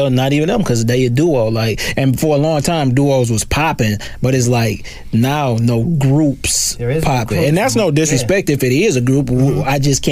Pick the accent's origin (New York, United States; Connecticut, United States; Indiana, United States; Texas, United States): Texas, United States; Dallas; I'm from Dallas.